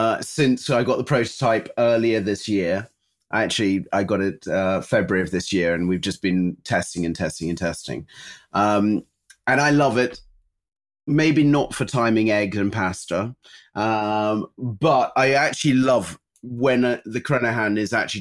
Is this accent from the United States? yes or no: yes; United States; born there; Snoopy was put in my cot when I was born in America.